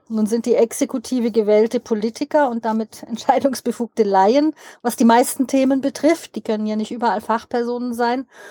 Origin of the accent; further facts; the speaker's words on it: Switzerland; bei uns in der Schweiz